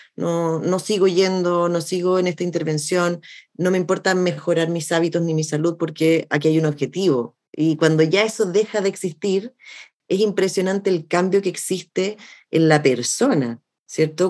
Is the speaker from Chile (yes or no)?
yes; Chile; soy chilena